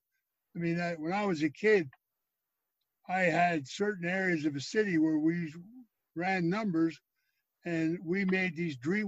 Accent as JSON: {"language": "English", "town": "Philadelphia", "region": "Pennsylvania", "country": "United States", "tie": "born or raised there", "said": "I was raised in Philadelphia in a row home."}